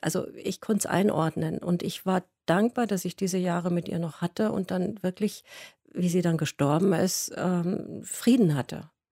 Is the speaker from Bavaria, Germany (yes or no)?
yes; Munich, Bavaria, Germany; moved away